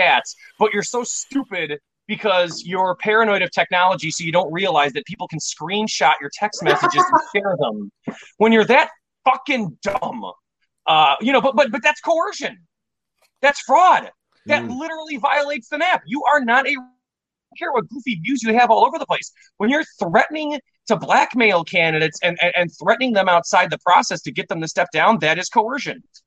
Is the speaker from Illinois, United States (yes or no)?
yes; Chicago, Illinois, United States; I come from Chicago